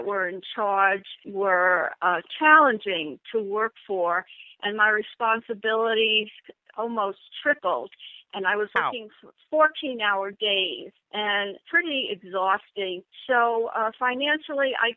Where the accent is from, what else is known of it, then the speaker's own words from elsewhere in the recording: New York, United States; I'm from New York